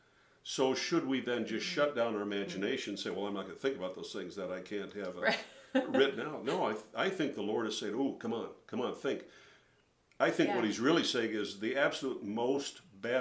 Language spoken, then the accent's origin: English; St. Paul Park, Minnesota, United States; I grew up in St. Paul Park, Minnesota, which is a suburb of St. Paul, Minnesota, Twin Cities area